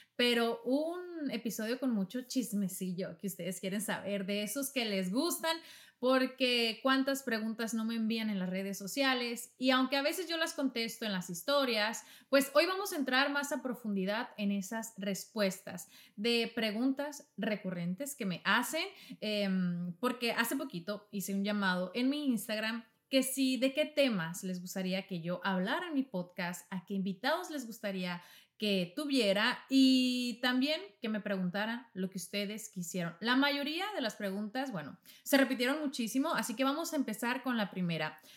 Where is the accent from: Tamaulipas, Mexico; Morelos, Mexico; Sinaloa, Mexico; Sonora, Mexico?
Sonora, Mexico; Navojoa; moved away; mismo estado donde yo soy, en México, Sonora somos norteños